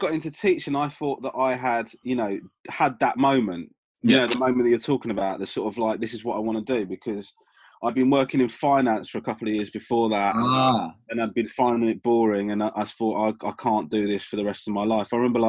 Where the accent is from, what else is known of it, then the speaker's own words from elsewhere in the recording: Crawley, South East England, United Kingdom; Yeah, basically, my mum and dad are originally from Sri Lanka.